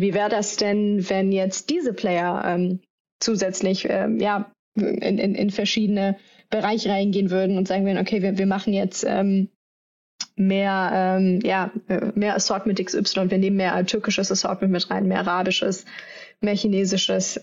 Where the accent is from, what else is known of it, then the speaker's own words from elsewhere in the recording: Düsseldorf, North Rhine-Westphalia, Germany; moved away; ich komme ja ursprünglich aus Düsseldorf im Rheinland